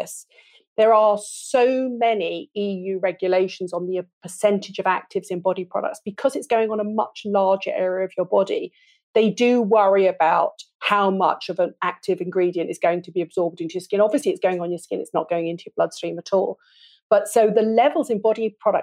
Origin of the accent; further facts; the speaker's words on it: United Kingdom; I'm British